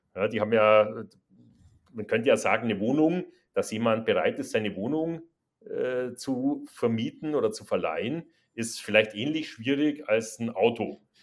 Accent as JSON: {"language": "German", "region": "Bavaria", "country": "Germany", "accent": "süddeutscher Zungenschlag", "moved": "yes", "lives_now": "Hamburg, Germany", "said": "als Bayer"}